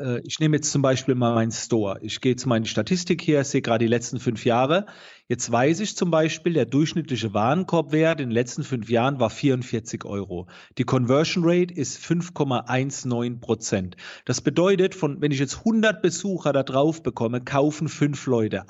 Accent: near Heidelberg-Mannheim, Baden-Württemberg, Germany; man hört es. Ich komme aus der Nähe von Heidelberg-Mannheim

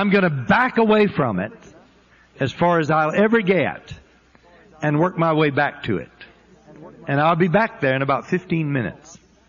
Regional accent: Florida, United States; born there; I was born in Northwest Florida, not too far from Pensacola, to a very poor family.

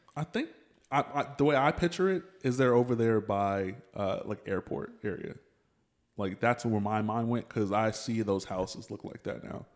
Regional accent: Pflugerville, Texas, United States; I grew up in Pflugerville

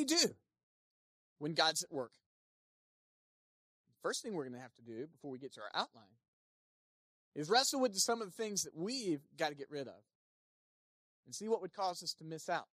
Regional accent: Smithfield, North Carolina, United States; I grew up in Smithfield, North Carolina

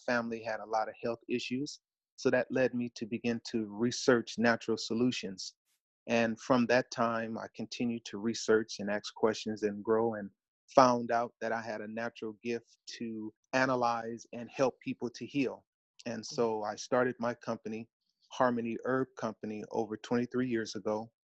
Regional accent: Los Angeles, California, United States; born and raised in Los Angeles, California, come from a large family

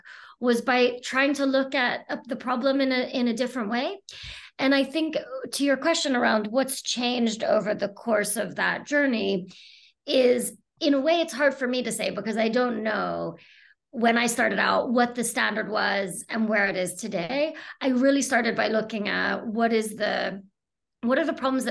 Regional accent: United States; moved away as an adult; now in United Kingdom; I'm from the US originally, and I came to the UK originally to do my third year of university, junior year abroad, as they say in the US. And I essentially stayed

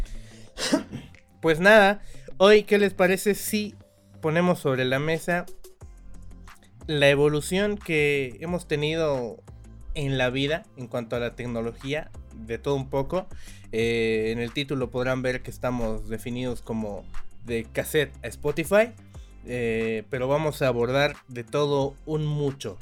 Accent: Bolivia; Somos bolivianos de, a todo corazón nosotros

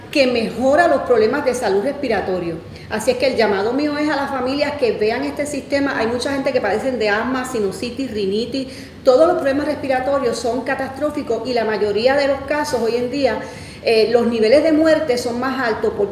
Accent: Puerto Rico; moved away as an adult; now in United States; mi esposo y yo ya llevamos 10 años acá en la Florida, este, llegamos desde Puerto Rico

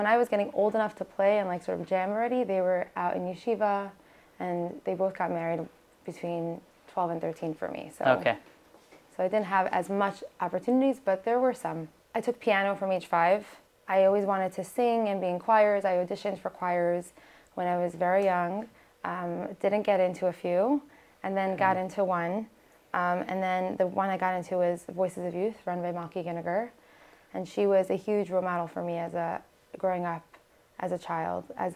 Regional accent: New York City, New York, United States; first language Hebrew; English is a second language; also born or lived in Toronto / Long Island; I grew up in Brooklyn, born in Maimonides

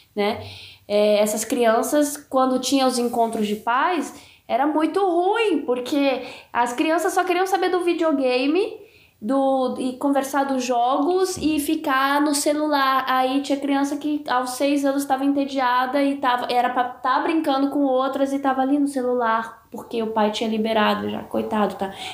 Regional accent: Brasília, Federal District, Brazil; moved away; aquilo que eu vivi na minha infância em Brasília

